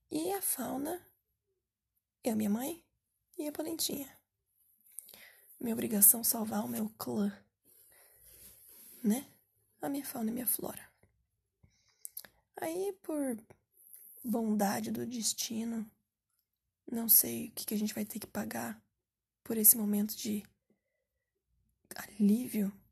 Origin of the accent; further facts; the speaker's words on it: Curitiba, Paraná, Brazil; pô, eu sou aqui de Curitiba, Paraná